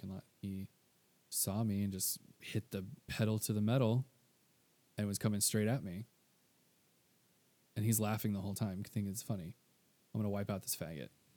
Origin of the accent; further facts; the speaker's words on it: Texas, United States; Being from Texas